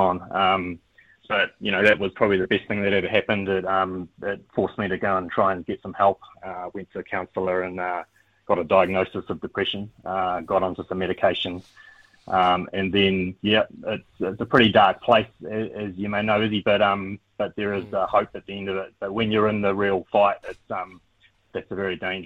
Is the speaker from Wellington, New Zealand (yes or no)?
no; Christchurch, Canterbury, New Zealand; I grew up in Christchurch, Ōtautahi